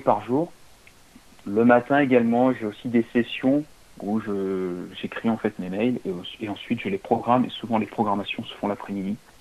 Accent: Limoges, Nouvelle-Aquitaine, France; moi, je viens de Limoges

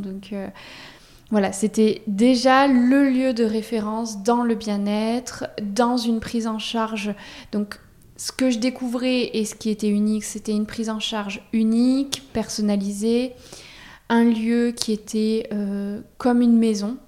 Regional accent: Auvergne-Rhône-Alpes, France; moved away as an adult; now in Bordeaux, France; moi, je suis pas du tout de la région, je suis d'Auvergne. Je débarque à Bordeaux pour mes études

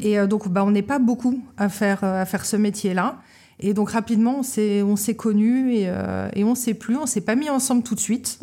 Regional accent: Paris, Île-de-France, France; now in Lorient, France; moi je suis née à Paris en juillet 1983 et j'ai grandi à Paris

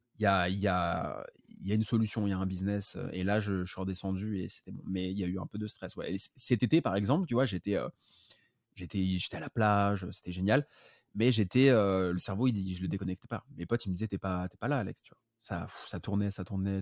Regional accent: Paris, Île-de-France, France; je suis né à Paris, j'habite à Paris

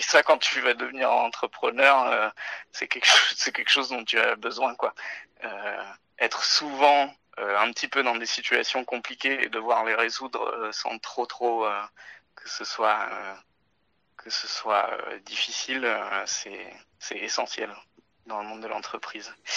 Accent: Touraine, Centre-Val de Loire, France; moved away as an adult; also born or lived in Agen / Paris / Morteau / Geneva; now in Bordeaux, France; je suis né à Agen, j'ai été élevé en Touraine

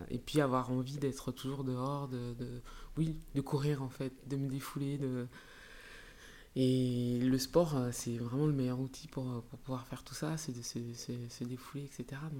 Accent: Grand Est, France; born there; Alors, ça ne s'entend pas, mais je suis née en Alsace.

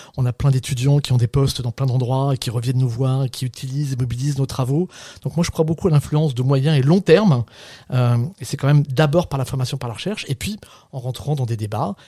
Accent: Saint-Brieuc, Brittany, France; moved away as an adult; also born or lived in Paris / Rennes; moi je suis un Breton. et je viens de Saint-Brieuc, Côte d'Armor, une petite ville industrielle en crise euh, dans, une espèce d'HLM

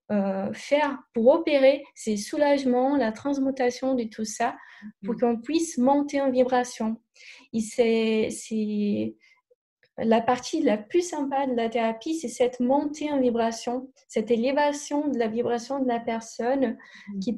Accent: Brazil; French is a second language; Je suis brésilienne, je, n'avais pas dit, mais peut-être mon, mon accent.

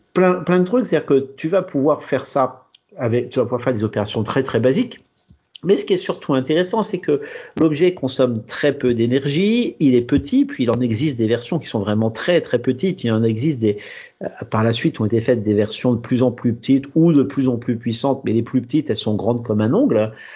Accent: Normandy, France; Chez moi en Normandie

